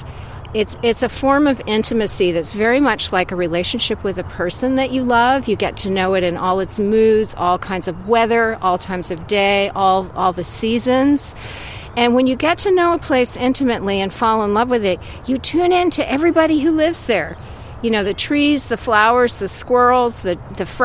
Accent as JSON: {"language": "English", "region": "Vermont", "country": "United States", "tie": "born or raised there", "said": "as a little child growing up in Vermont"}